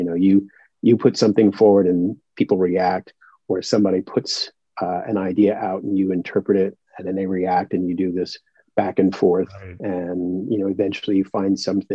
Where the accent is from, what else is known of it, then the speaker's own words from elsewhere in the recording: New York, United States; I grew up here in New York